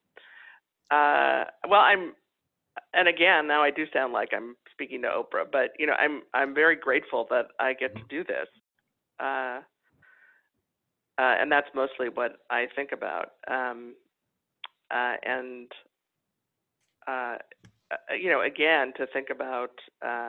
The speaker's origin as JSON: {"language": "English", "town": "Los Angeles", "region": "California", "country": "United States", "moved": "yes", "said": "I'm from Los Angeles originally"}